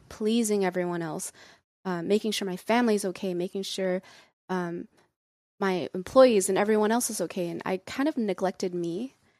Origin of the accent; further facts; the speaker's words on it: United States; our parents are immigrants, and so we, we, we come from a very strong, um, cultural background, but I think growing up in America